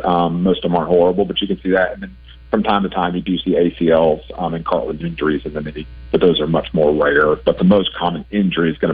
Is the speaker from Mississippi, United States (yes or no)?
no; Memphis, Tennessee, United States; I'm from Memphis